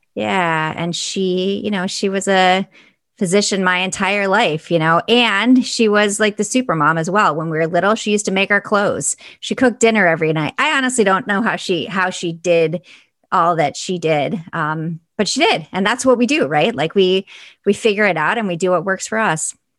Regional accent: Buffalo, New York, United States; I actually grew up in Buffalo, New York

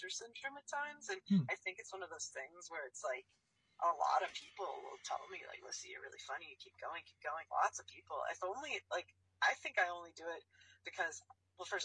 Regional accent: Chicago, Illinois, United States; moved away; also born or lived in Los Angeles, California; I'm from LA originally, so I was back and forth there when I was little, and then I grew up in Chicago

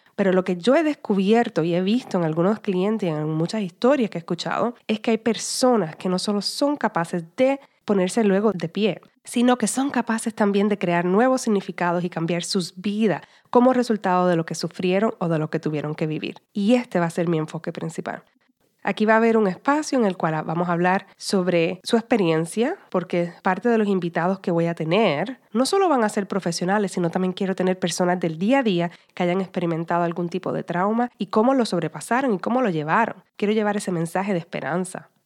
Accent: Puerto Rico; first language Spanish; now in Los Angeles, United States; Nací y me crié en la isla de Puerto Rico y actualmente vivo y trabajo en Los Ángeles.

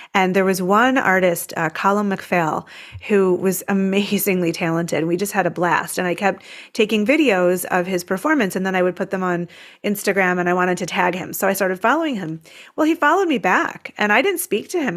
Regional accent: United States; an American overseas

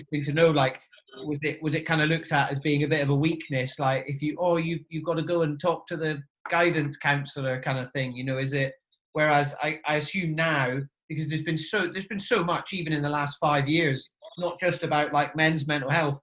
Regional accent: Inverness, Scotland, United Kingdom; where I grew up as well, like Inverness

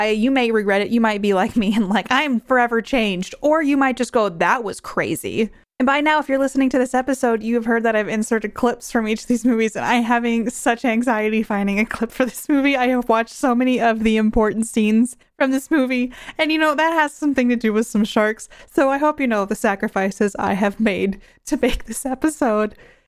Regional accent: New York, United States; I grew up in New York near a beach, and I've been landlocked ever since, and I think it's safer this way.

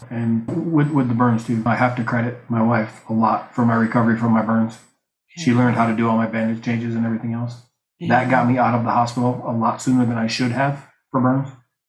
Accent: Buffalo, New York, United States; I'm from Buffalo, New York.

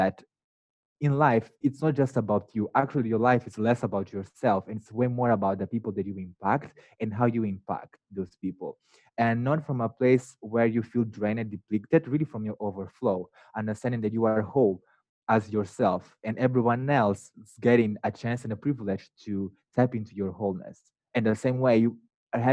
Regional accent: northern Mozambique, Mozambique; now in United States; So I grew up in the north of Mozambique, not even the capital city of the country.

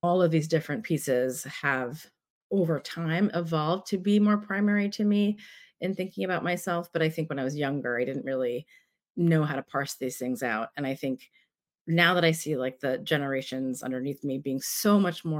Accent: Bayonne, New Jersey, United States; also born or lived in Staten Island, New York / Sri Lanka (ancestry); now in San Francisco, United States; I grew up in Northeast Jersey in a town called Bayonne

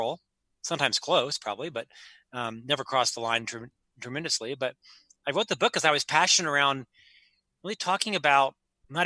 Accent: Orlando, Florida, United States; moved away as an adult; also born or lived in Provo, Utah; I'm from Central Florida.

